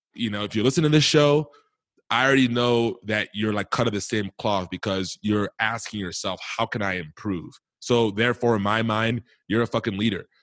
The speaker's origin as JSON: {"language": "English", "town": "Milwaukee", "region": "Wisconsin", "country": "United States", "tie": "born or raised there", "said": "growing up in Milwaukee, Wisconsin"}